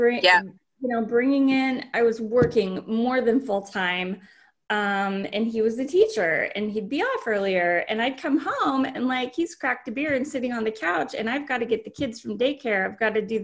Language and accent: English; Alaska, United States; We're from Alaska. We ended up living in Alaska